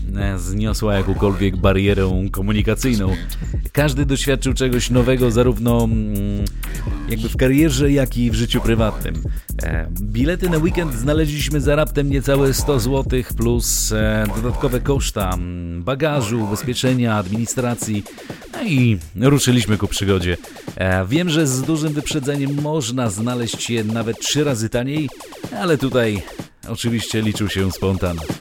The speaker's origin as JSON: {"language": "Polish", "town": "Białystok", "region": "Podlaskie Voivodeship", "country": "Poland", "tie": "born or raised there", "said": "gramy nie tylko w rodzinnym Białymstoku"}